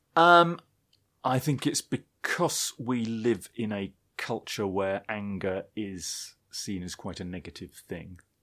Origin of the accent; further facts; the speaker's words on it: United Kingdom; being British